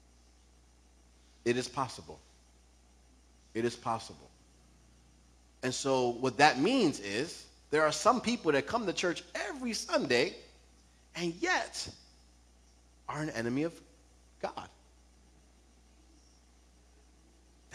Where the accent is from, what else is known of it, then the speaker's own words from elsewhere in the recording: New York, United States; I'm from New York